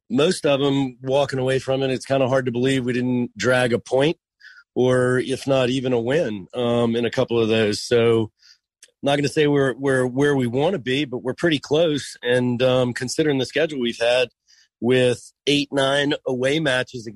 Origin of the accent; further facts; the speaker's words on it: United States; I'm an American fan